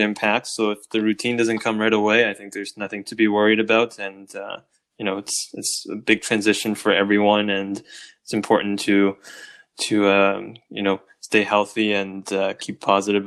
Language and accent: English; Windsor, Ontario, Canada; moved away as an adult; now in Ottawa, Canada; I'm from Windsor originally.